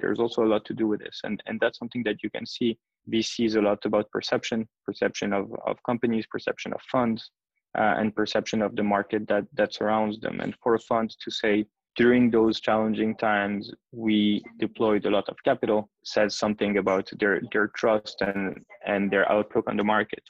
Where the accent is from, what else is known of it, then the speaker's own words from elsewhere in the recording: Geneva, Switzerland; moved away as an adult; also born or lived in United States / Athens, Greece; now in Tel Aviv, Israel; I'm Swiss. Originally, I was born and raised in Geneva.